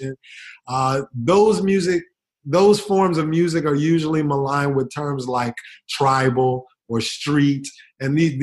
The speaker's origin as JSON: {"language": "English", "country": "United States"}